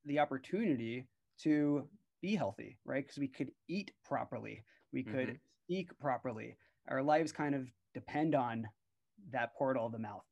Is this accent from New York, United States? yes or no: yes; New York, United States; I was born and raised in New York